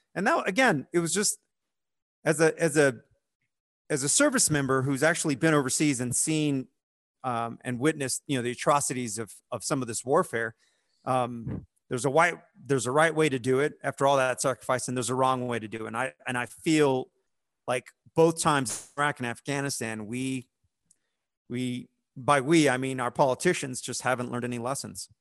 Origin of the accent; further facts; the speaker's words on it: United States; as an American service member